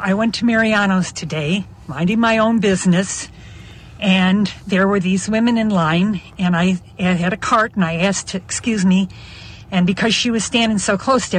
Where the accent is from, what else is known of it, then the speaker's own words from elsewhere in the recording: Chicago, Illinois, United States; I'm almost 75, but I'm from Chicago.